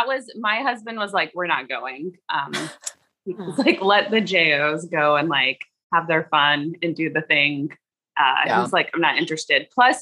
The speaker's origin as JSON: {"language": "English", "town": "Fort Walton Beach", "region": "Florida", "country": "United States", "said": "but I'm from Fort Walton Beach, Florida. I stayed there for about 5 years and I worked."}